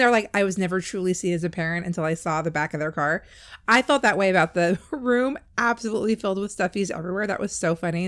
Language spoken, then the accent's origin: English; California, United States; I grew up in California